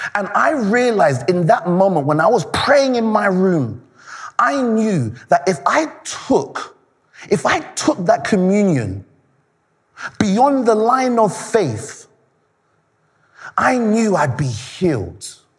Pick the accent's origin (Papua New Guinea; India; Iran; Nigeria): Nigeria; I'm Nigerian